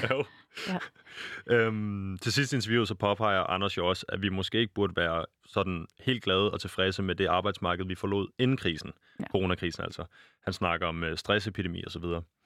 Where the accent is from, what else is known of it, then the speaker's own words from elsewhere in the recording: Denmark; jeg er født i Danmark i, på det rigtige tidspunkt